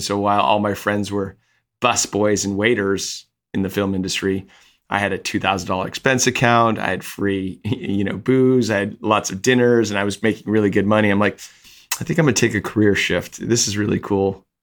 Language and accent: English; Napa, California, United States; I grew up in Napa